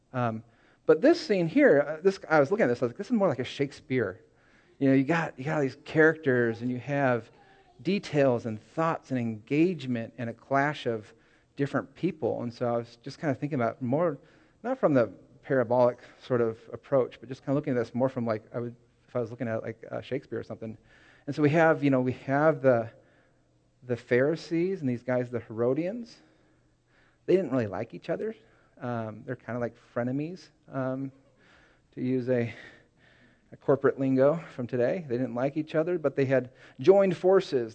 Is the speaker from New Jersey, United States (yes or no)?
no; Seattle area, Washington, United States; born or raised there; moved away; also born or lived in California